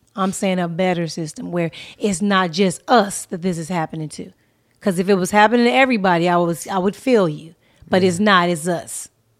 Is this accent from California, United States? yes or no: yes; California, United States; I know about shit that happened in Oregon, San Francisco, Washington, because I'm from Cali.